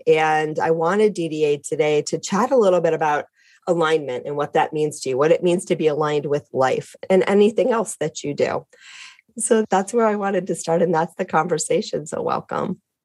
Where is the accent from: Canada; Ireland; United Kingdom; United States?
United States; Detroit, Michigan; also born or lived in Connecticut; now in San Diego, United States; I'm originally from the Midwest